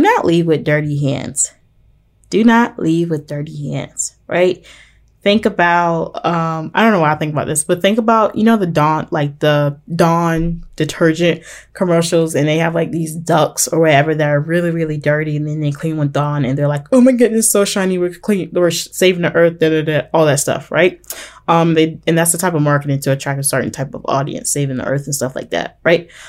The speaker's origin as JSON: {"language": "English", "town": "Portsmouth", "region": "Virginia", "country": "United States", "tie": "born or raised there", "said": "my hometown, which is Portsmouth in Virginia"}